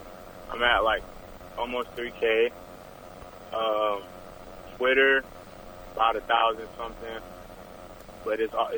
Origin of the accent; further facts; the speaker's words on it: Kissimmee, Florida, United States; I'm from Kissimmee, Florida.